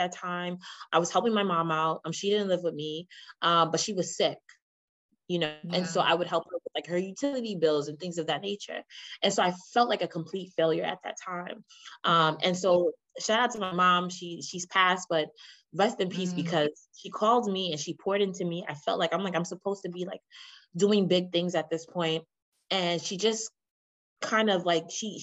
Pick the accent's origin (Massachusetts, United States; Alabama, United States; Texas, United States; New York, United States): New York, United States; New York City; I'm from the Bronx in New York